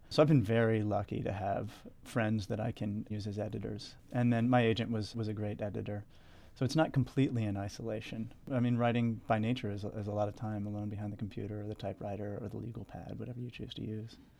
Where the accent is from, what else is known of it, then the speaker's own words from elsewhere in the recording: York, Pennsylvania, United States; moved away; also born or lived in Washington, D.C.; grew up in York, Pennsylvania, which is about forty minutes north of Baltimore